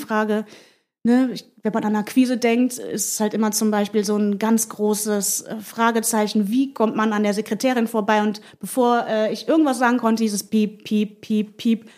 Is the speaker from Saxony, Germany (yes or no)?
no; Mönchengladbach, North Rhine-Westphalia, Germany; moved away as an adult; now in Hamburg, Germany; bin aus der Provinz äh, in Mönchengladbach aufgewachsen